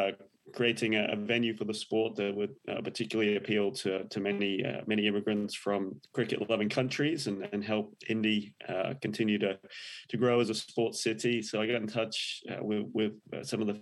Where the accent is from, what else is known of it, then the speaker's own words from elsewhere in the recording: England, United Kingdom; moved away as an adult; now in Indianapolis, United States; I was a big cricket fan when I was growing up in England.